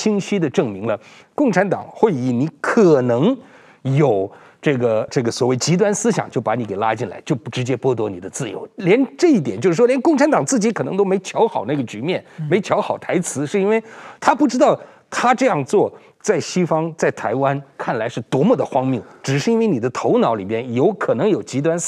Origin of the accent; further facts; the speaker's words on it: Beijing, China; first language Uyghur; now in Taiwan; 其实我从小我是北京出生长大的维吾尔人，但在家里边都是讲维吾尔语啊，跟父母亲这样。